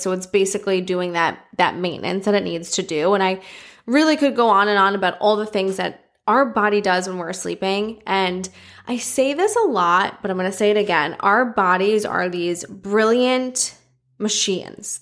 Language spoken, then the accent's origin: English; New York City, New York, United States; I'm a New Yorker.